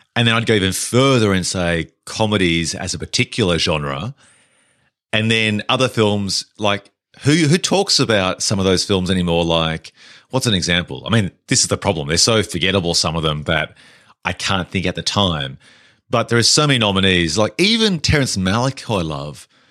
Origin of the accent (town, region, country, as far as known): Australia; also born or lived in England